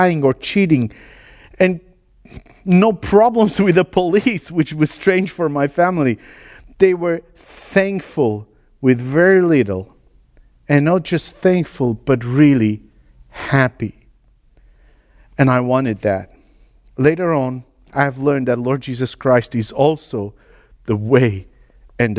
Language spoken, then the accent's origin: English; Romania; moved away as an adult; also born or lived in L'Aquila, Italy / United Kingdom / Sulaymaniyah, Iraq; I was born in Romania into a gypsy tribe in 83 during communism